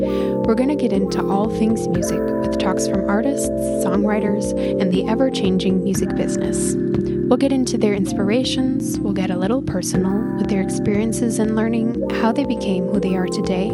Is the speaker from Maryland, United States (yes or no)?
yes; Maryland, United States; moved away as an adult; now in Berlin, Germany; I'm originally from Maryland in the United States, but I've been based here in Berlin for the past 2.5 years.